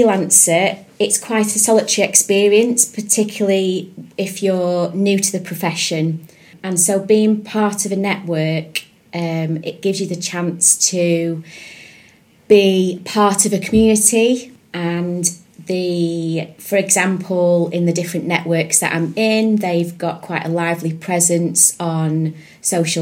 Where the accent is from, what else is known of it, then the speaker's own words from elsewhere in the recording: Preston, North West England, United Kingdom; moved away as an adult; also born or lived in Yorkshire / Liverpool; now in Salford, United Kingdom; So I was born in Yorkshire, grew up in Preston, went to school there, went to university in Liverpool